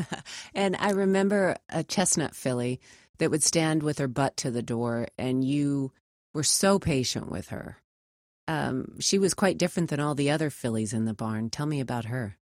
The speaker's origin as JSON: {"language": "English", "town": "Spokane", "region": "Washington", "country": "United States", "tie": "born or raised there", "moved": "yes", "said": "I was watching from Spokane, Washington."}